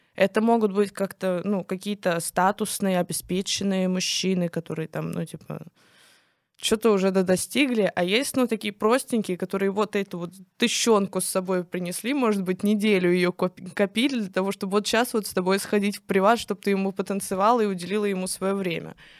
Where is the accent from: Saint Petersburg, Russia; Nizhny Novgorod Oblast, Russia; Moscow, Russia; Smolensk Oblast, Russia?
Nizhny Novgorod Oblast, Russia; Kstovo; я выросла в Кстово